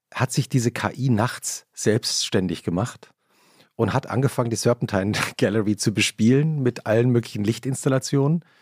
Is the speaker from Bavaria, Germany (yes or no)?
no; Hesse, Germany; wir sind ja beide in Hessen aufgewachsen